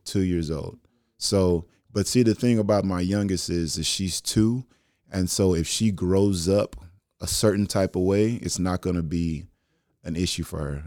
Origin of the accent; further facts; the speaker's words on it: Dallas, Texas, United States; now in Houston, United States; me growing up in Dallas and being from Texas